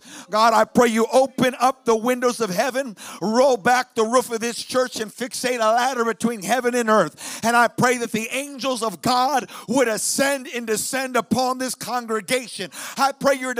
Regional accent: Chicago, Illinois, United States; now in South Dakota, United States; I live in South Dakota. I'm originally from Chicago

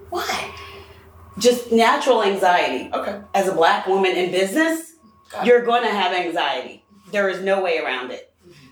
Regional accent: Greenwich, Connecticut, United States; I'm from Greenwich, Connecticut, and I need a room.

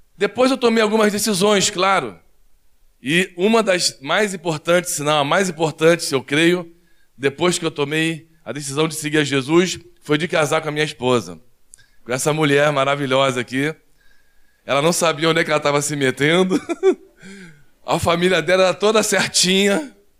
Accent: Rio de Janeiro, Brazil; now in Curitiba, Brazil; Nós somos seis irmãos, fomos criados no Rio de Janeiro.

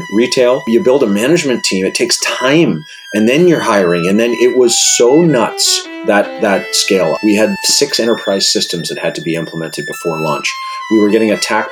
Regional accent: Regina, Saskatchewan, Canada; moved away as an adult; also born or lived in Victoria, British Columbia / Halifax, Nova Scotia; I grew up in Regina, Saskatchewan

